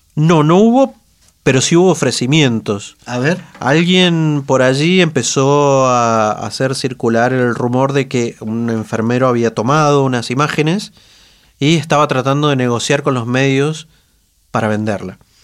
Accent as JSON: {"language": "Spanish", "region": "Mendoza", "country": "Argentina", "said": "los mendocinos, mm, los periodistas mendocinos"}